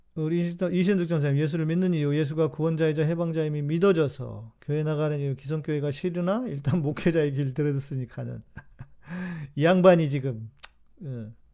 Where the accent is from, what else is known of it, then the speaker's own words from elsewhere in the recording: South Korea; 우리 한국 사람은